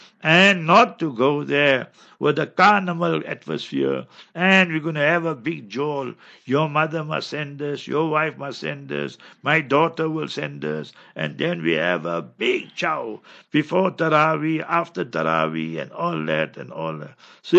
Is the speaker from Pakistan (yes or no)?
yes; Karachi, Sindh, Pakistan; English is a second language; I came for a holiday from Karachi and I had to go back.